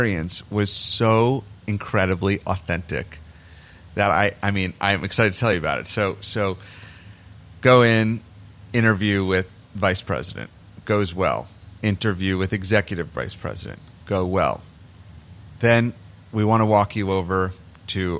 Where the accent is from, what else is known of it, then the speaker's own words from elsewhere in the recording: New York, United States; moved away as an adult; also born or lived in Toronto; I'm from New York